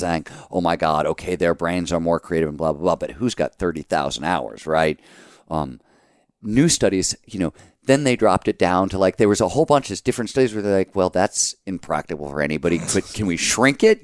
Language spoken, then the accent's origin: English; Cleveland, Ohio, United States; moved away; also born or lived in Chicago; growing up in Cleveland